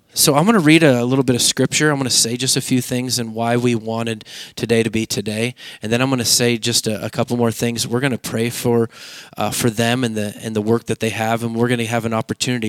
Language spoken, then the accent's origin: English; Oregon, United States; I grew up in Oregon where there's cultures everywhere.